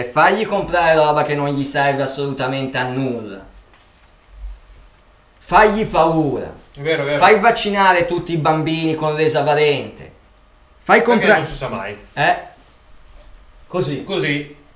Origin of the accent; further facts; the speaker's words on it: Milan, Lombardy, Italy; io sono nato a Milano, sono sempre stato a Milano, ho visto la campagna di sfuggita quando andavo a fare un giro